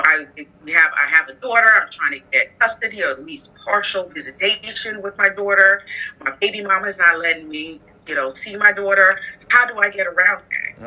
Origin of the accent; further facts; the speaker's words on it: Nigeria; moved away as an adult; also born or lived in United States / Arizona / Bedford-Stuyvesant, Brooklyn; now in Brooklyn, United States; I was born here in the United States. Um, my family's from Nigeria. And so at the age of five, I migrated back to Nigeria, and that's actually where I went to elementary school and high school.